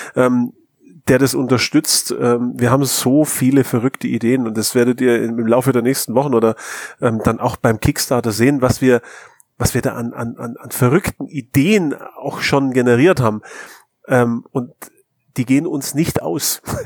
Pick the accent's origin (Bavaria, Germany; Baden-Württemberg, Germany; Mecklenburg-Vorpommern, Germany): Bavaria, Germany; near Mindelheim; der Markus und ich, wir kommen aus der Nähe von Mindelheim